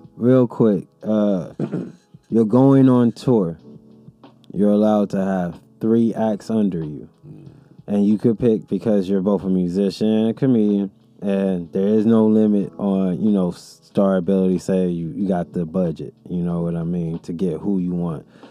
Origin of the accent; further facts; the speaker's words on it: Pomona, California, United States; I'm from Pomona. We all about the P.